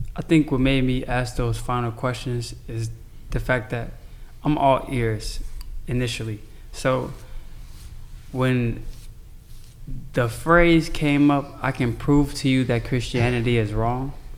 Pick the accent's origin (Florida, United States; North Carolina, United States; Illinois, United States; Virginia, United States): Illinois, United States; Chicago; I'm from Chicago